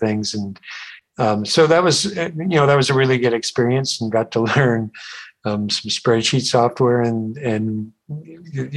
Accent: Vancouver, British Columbia, Canada; I was born and raised in Vancouver

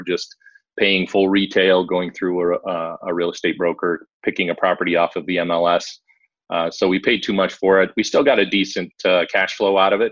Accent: Montana, United States; moved away; also born or lived in Midwest / Dayton, Ohio; I grew up in Montana, ended up spending a lot of time in the Midwest

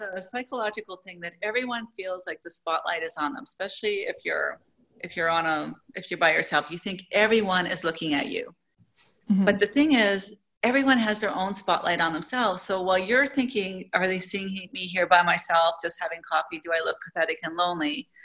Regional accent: Canada; moved away as an adult; now in Saudi Arabia; I'm originally from Canada, but I haven't lived in Canada maybe in 20 years

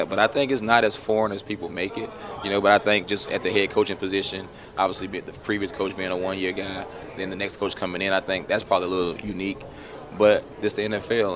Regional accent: South Carolina, United States; we're both from South Carolina under the same agency

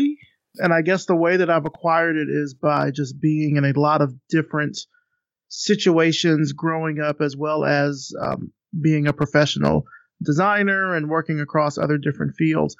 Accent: Selma, Alabama, United States; I'm from the South. I'm from Selma, Alabama.

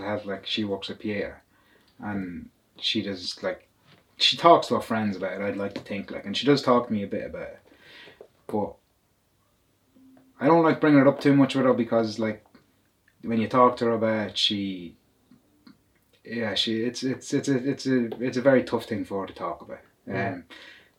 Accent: County Louth, Ireland; I'm from County Louth

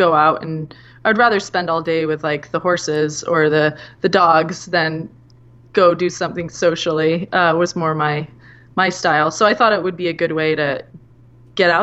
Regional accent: Whidbey Island, Washington, United States; also born or lived in Seattle; when I was about 1 year old, they moved to Whidbey Island

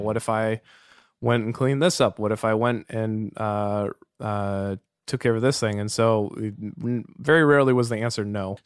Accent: Walnut Creek, California, United States; also born or lived in Berkeley, United States; now in Cotati, United States; I grew up in Walnut Creek

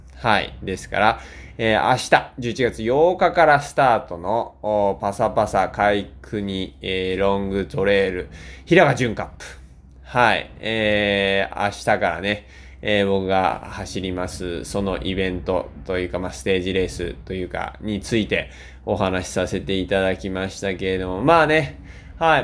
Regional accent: Shizuoka, Japan; also born or lived in Niigata Prefecture; now in Niigata, Japan; 僕は静岡県出身です。はい、今新潟県民ですけども。

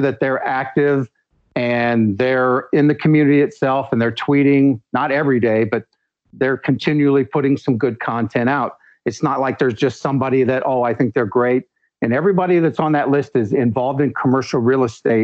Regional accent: United States; I'm from the United States

